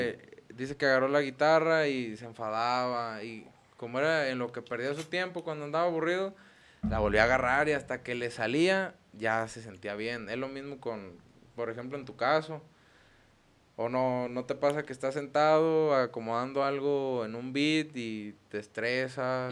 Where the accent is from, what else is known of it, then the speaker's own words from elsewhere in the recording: Los Reyes, Mexico; allá de donde somos, de, pues de los Reyes